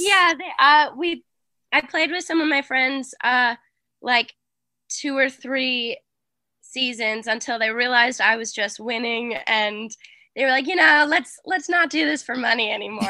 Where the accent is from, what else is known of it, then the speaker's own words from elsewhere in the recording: Boston, Massachusetts, United States; I'm from Boston